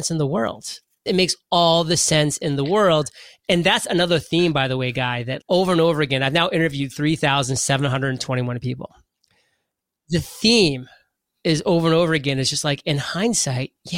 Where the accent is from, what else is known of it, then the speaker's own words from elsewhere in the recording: Maine, United States; I'm from Maine